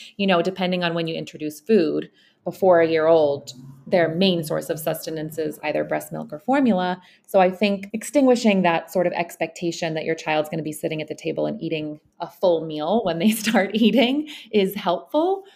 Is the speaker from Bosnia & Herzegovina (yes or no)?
yes; Bosnia & Herzegovina; moved away; I am actually spending a six-month period with my son in my home country. I'm in Bosnia with him.